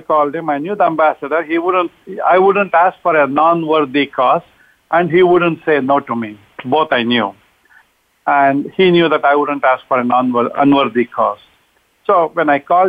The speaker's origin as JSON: {"language": "English", "country": "India", "moved": "as an adult", "said": "I'm originally from India. I came in 1968"}